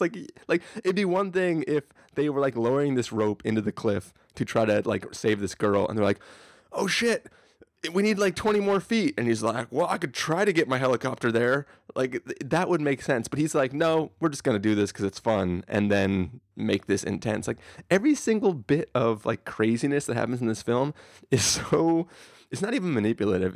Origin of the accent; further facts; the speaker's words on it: San Diego, California, United States; this, this is, like, basically my hometown